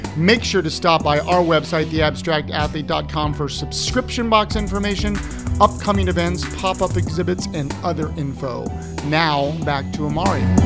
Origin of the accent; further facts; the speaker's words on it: Ohio, United States; now in Richmond, United States; I grew up in Ohio